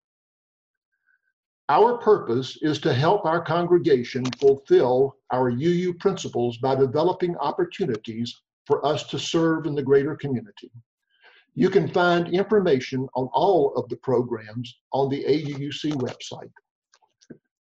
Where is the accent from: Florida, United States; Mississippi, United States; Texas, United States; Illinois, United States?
Mississippi, United States; moved away; Growing up in Mississippi in the 50s gave me firsthand knowledge of the inequities of life.